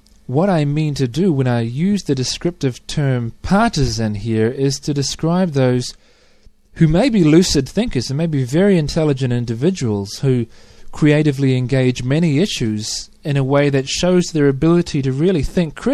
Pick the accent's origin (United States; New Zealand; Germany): New Zealand; I'm a New Zealander